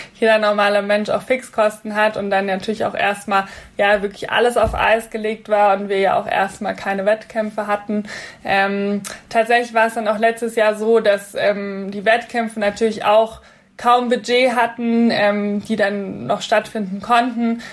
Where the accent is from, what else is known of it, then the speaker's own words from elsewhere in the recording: Munich, Bavaria, Germany; ich komme ja auch gebürtig aus München